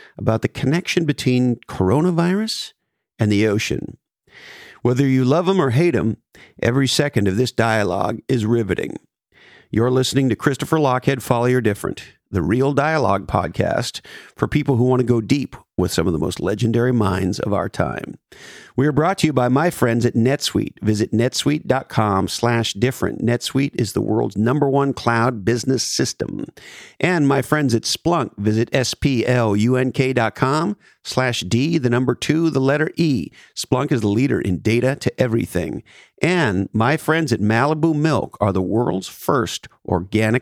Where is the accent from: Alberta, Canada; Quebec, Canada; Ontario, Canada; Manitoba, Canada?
Quebec, Canada; Montreal; now in California, United States; growing up in Montreal